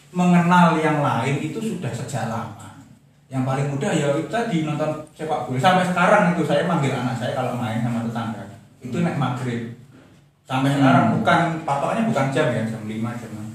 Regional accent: Semarang, Central Java, Indonesia; saya itu lahir dan besar di Semarang

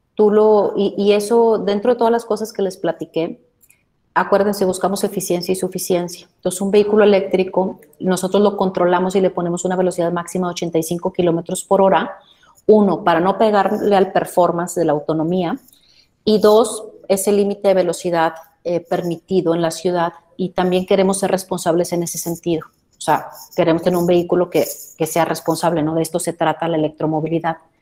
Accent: Mexico

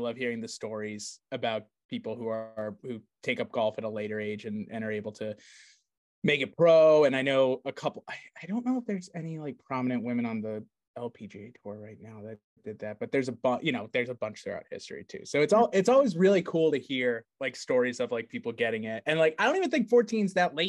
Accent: New England, United States; we are from New England

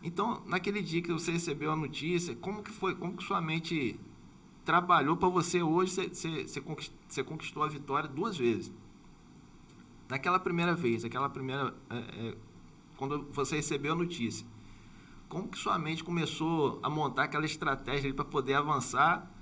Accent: Campos dos Goytacazes, Rio de Janeiro, Brazil; eu sou de Campos

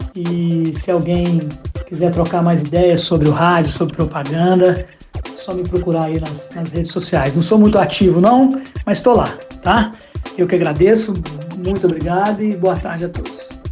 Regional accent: Caxambu, Minas Gerais, Brazil; moved away; also born or lived in Juiz de Fora; lá em Caxambu, minha cidade natal

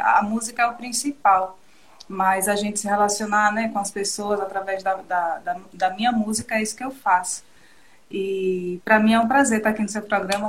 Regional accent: Feira Grande, Alagoas, Brazil; also born or lived in Arapiraca; a Arapiraca é a cidade que eu nasci, mas o berço que eu fui criada foi Feira Grande

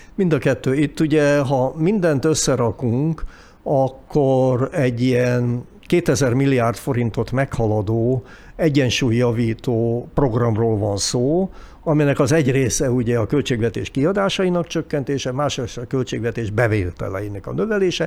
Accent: Hungary; mint magyarok

